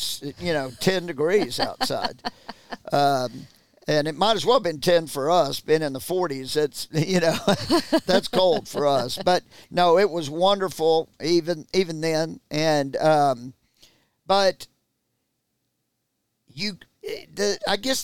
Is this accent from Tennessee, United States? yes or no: no; Houston, Texas, United States; Growing up in Houston, Texas